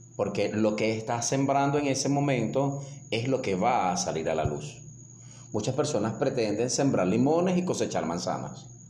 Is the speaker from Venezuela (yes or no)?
yes; Venezuela; el extranjero nos identifica que somos venezolanos